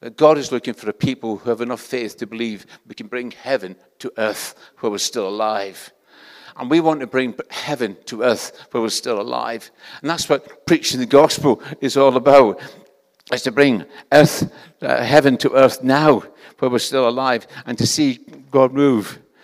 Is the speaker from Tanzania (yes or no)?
no; Scotland, United Kingdom; accent: Scottish; This is a Scottish accent. Where I come from, everybody speaks like this